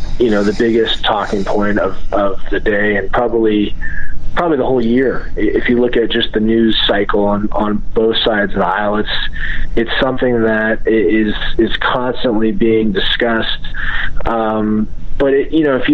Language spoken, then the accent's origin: English; United States; just an American